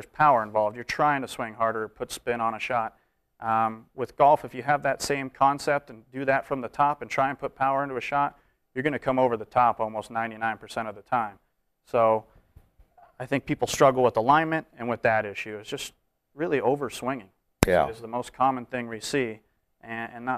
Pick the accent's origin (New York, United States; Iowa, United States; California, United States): California, United States; Tahoe City; I grew up in Lake Tahoe